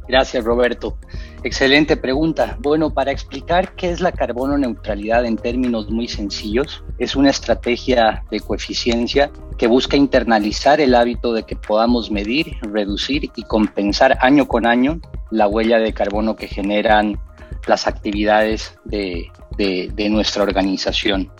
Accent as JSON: {"language": "Spanish", "country": "Bolivia", "moved": "as an adult", "lives_now": "Costa Rica", "said": "soy em, soy boliviano, pero tengo 16 años de residir en, Costa Rica."}